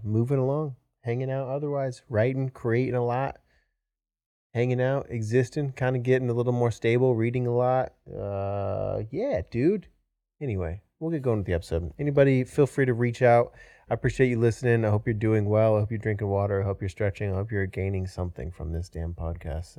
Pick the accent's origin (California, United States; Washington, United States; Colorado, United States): Washington, United States; moved away as an adult; now in Austin, United States; originally from Washington State